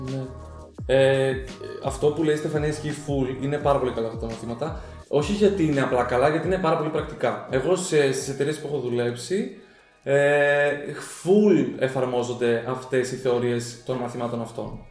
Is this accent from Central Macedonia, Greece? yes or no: yes; Thessaloniki, Central Macedonia, Greece; ήμουν και από τη Θεσσαλονίκη